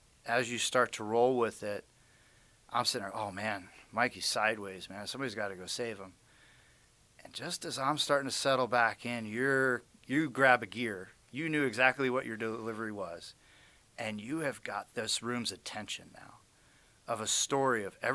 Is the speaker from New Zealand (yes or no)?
no; Las Vegas, Nevada, United States; my hometown of Las Vegas